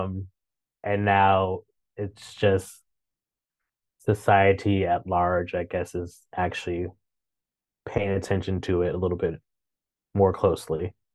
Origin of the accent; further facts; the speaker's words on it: Chicago, Illinois, United States; moved away as an adult; also born or lived in Saint Louis / New York; now in Washington, D.C., United States; I grew up in Chicago